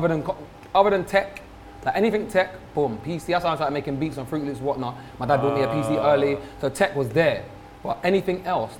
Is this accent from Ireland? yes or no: no; London, United Kingdom; growing up as a kid in London, I had no idea what it would be like for a kid growing up in Czech Republic or anywhere.